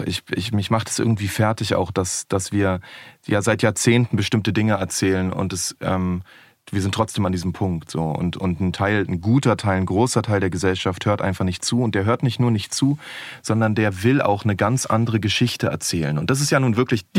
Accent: Berlin, Germany; ich bin in Berlin groß geworden

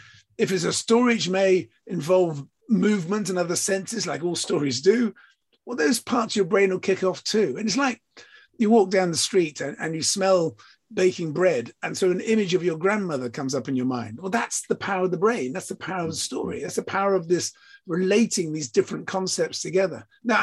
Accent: England, United Kingdom; So yes, I'm British, I'm English, I'm from the South Coast.

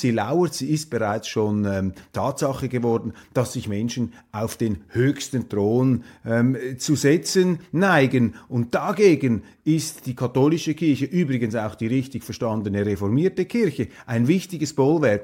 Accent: Switzerland; als Schweizer

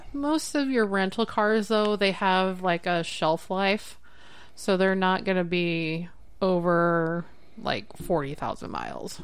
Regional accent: Bellevue, Nebraska, United States; growing up in Bellevue, we lived on the flight path

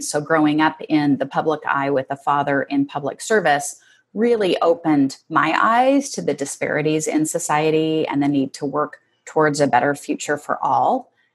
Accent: Seattle, Washington, United States; I grew up in Northeast Seattle with five siblings

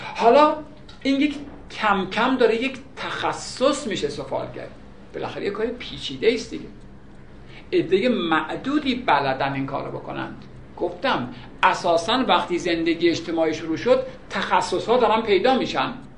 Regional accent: Iran; ما الان ایرانی هستیم

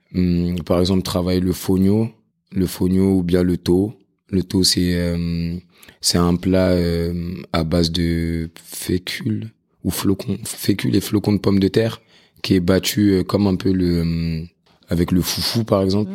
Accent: Paris, Île-de-France, France; je suis né dans le 20e, j'ai grandi dans le 12e, puis dans le 13e. Et euh, voilà, maintenant aujourd'hui j'habite dans le 18e. Donc euh, Paris, Paris, Paris, Paris

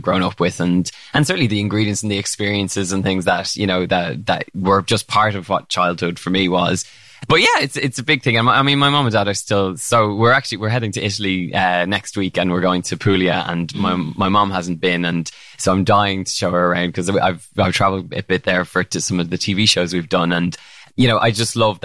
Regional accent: Ireland; Ireland growing up

